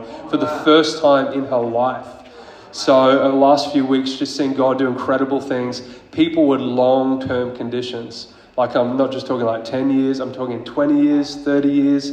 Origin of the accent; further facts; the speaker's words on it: Queensland, Australia; I'm from Queensland